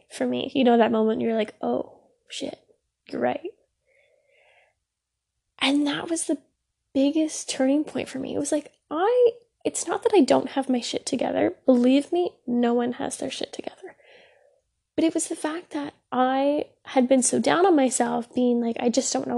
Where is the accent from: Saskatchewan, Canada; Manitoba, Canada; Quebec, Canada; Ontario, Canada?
Ontario, Canada; I am Canadian, I live in Ontario